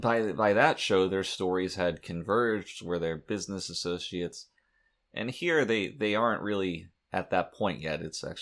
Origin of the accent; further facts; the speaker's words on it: New Jersey, United States; I mean, I'm from Nuevo Jersey, so I know these things.